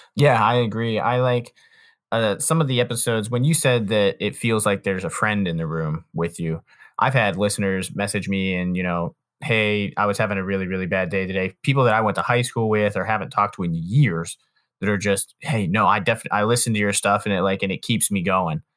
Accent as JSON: {"language": "English", "town": "Canton", "region": "Ohio", "country": "United States", "said": "I'm from Canton, but there's this area called, like, North Industry, which is, like, twenty minutes further south of Canton"}